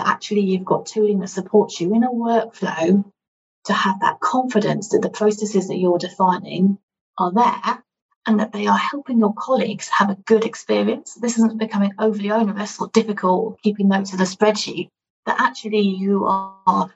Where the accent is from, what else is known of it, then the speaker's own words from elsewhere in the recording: United Kingdom; as a Brit